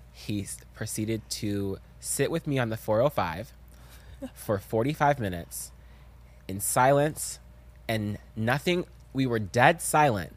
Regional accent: the South, United States; I'm from the South, and I'm African

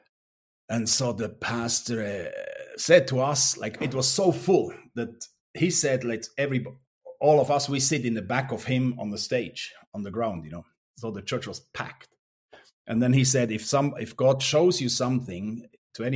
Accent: Langnau, Bern, Switzerland; English is a second language; moved away as an adult; also born or lived in Romania; I was growing up in Langnau, in like 30 kilometers away

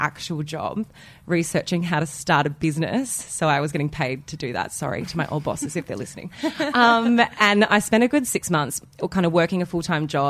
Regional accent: Wollongong, New South Wales, Australia; moved away as an adult; now in Sydney, Australia; I've been here for 10 years and I grew up in Wollongong.

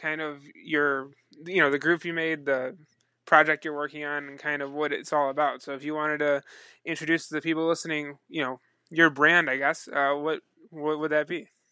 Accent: Buffalo, New York, United States; growing up in the Niagara Falls, Buffalo region

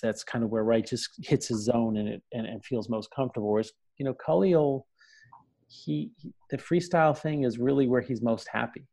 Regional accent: New York City, New York, United States; also born or lived in New Jersey; a kid growing up in Brooklyn and in New Jersey

